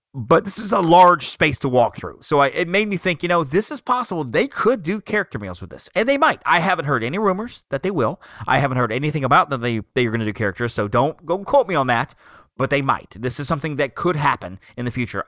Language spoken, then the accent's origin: English; Alabama, United States; I come from Alabama